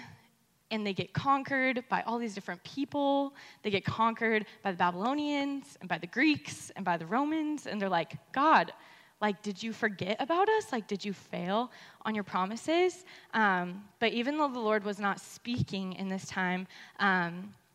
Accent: Colorado, United States; moved away as an adult; now in California, United States; I'm actually from Colorado

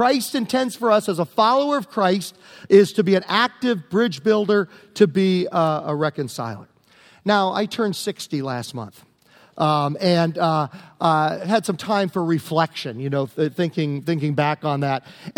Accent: Prince George, Virginia, United States; 1971, growing up in Virginia

